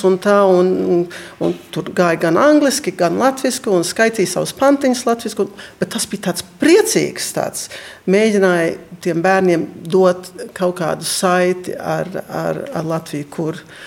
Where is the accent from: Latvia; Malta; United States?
United States; New York; moved away as an adult; now in Toronto, Canada; es piedzimu Amerikā, bet es pārcēlos uz Toronto dzīvot, uz Kanādu